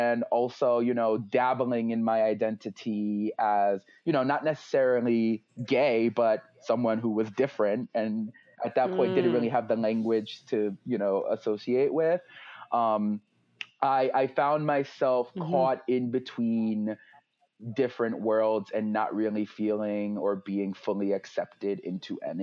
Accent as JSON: {"language": "English", "region": "New York", "country": "United States", "also_born_or_lived": "Miami", "moved": "yes", "lives_now": "Greater Philadelphia, United States", "said": "I'm originally from New York, so I call myself New Yorican too"}